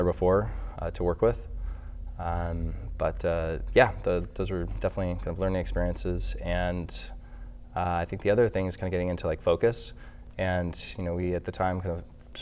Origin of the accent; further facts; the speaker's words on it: Los Angeles, California, United States; also born or lived in San Francisco; I grew up in Los Angeles